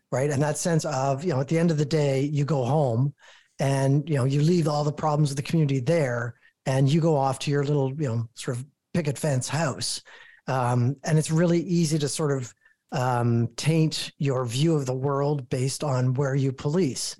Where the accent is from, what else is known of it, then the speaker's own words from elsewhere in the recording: Toronto, Ontario, Canada; I'm born and raised in Toronto